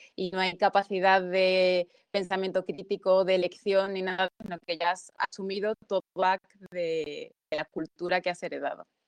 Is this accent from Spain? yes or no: yes; Spain; yo he nacido aquí, llevo toda mi vida aquí